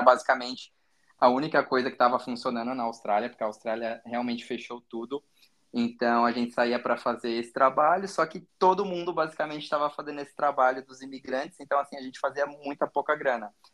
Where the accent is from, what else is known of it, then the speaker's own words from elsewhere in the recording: Brazil; moved away; Eu falo que eu sou muito brasileiro, porque eu amo a nossa cultura